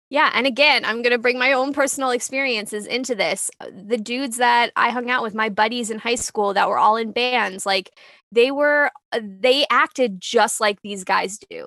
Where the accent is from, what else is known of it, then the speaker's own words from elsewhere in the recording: New York City, New York, United States; I grew up in New York, New York City, like, the punk scene